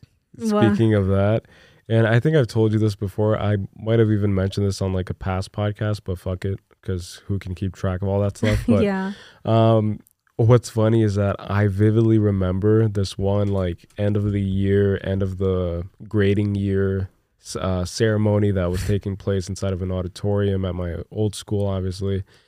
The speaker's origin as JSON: {"language": "English", "region": "New Jersey", "country": "United States", "tie": "born or raised there", "also_born_or_lived": "Brazil", "said": "I grew up in Jersey. I grew up kind of like bouncing around all over the place, and then I eventually moved to Brazil again, but I experienced a lot of Christmases in Jersey, and it's fun."}